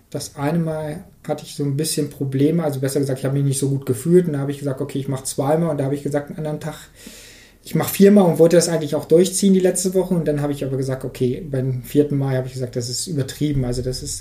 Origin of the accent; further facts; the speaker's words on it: Harz, Germany; ich möchte eigentlich hier in Harz, darum Harz ist meine Heimat, die Gegend ist so schön